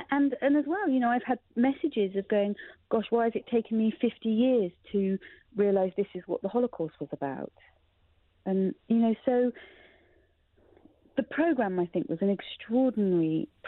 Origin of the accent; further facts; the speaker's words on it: South West England, United Kingdom; We had no Jewish community in Dorset. There were a few other Jewish kids that we'd known from primary school.